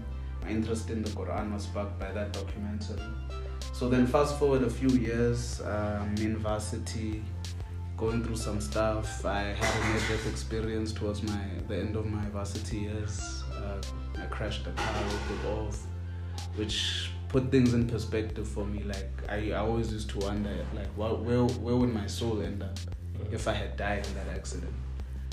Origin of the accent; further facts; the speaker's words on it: Pretoria, Gauteng, South Africa; I'm from PTA.